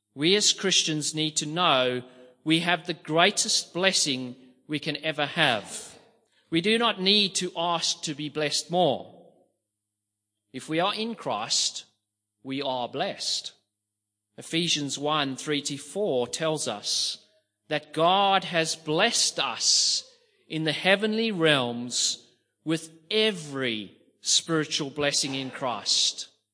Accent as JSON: {"language": "English", "country": "South Africa", "tie": "born or raised there", "said": "growing up in South Africa, poverty was in my face every single"}